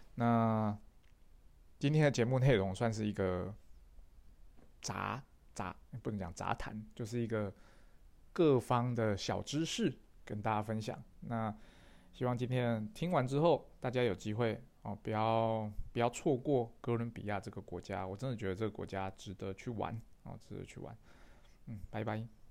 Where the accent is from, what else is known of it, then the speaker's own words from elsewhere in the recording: Taiwan; 我是台湾的